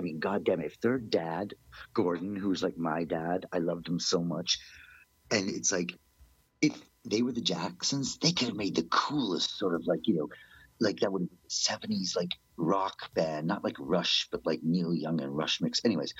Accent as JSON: {"language": "English", "region": "England", "country": "United Kingdom", "tie": "born there", "said": "But then I remembered I was born in England. So I decided to go to England."}